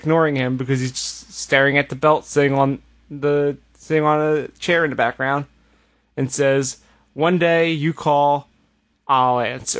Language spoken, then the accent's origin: English; United States; As an American